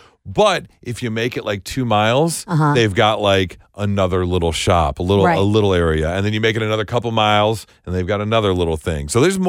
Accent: Detroit, Michigan, United States; moved away as an adult; I moved away from Detroit 22 years ago after growing up here.

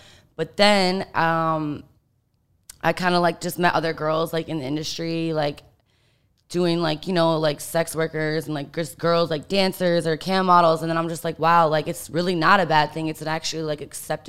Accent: Michigan, United States; moved away as an adult; also born or lived in Miami; I'm actually from Michigan. Okay. Yeah. So I'm like a Midwest girl. And I went to college in Miami

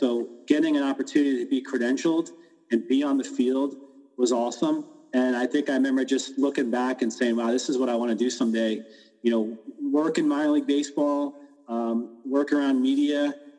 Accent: New York, United States; moved away; also born or lived in Pennsylvania; growing up in New York, we had the Mets, obviously, and we went to a lot of games in Shea Stadium. But when we moved to Pennsylvania

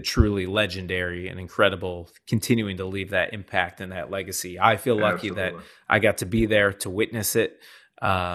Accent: Shaker Heights, Ohio, United States; my hometown of Shaker Heights, Ohio

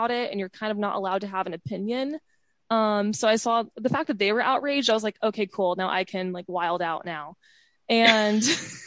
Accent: Dallas, Texas, United States; I grew up in Dallas

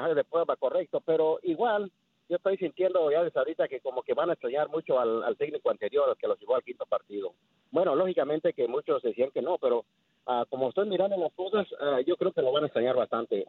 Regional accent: Oaxaca, Mexico; Yo soy del estado de Oaxaca

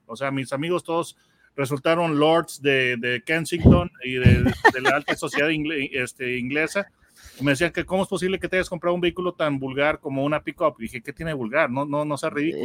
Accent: Mexico; tengo yo la perspectiva mexicana. Entonces, la perspectiva este, que yo tengo como mexicano

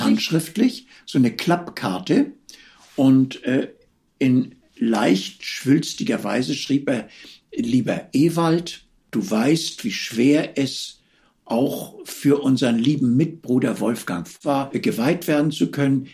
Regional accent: Hamburg, Germany; moved away as an adult; also born or lived in Vienna; ich bin Hamburger Eminenz

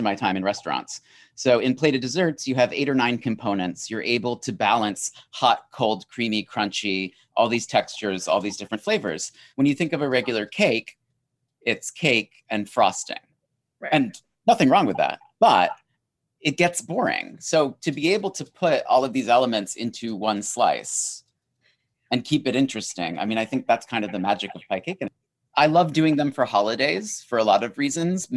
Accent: New England, United States; I'm from New England, you know. Pecan, I say pecan, not pecan

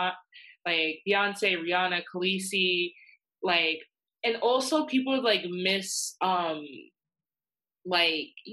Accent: the South, United States; a young Black woman in the South

